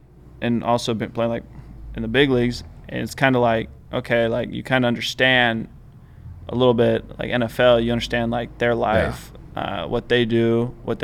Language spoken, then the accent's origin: English; California, United States; growing up in California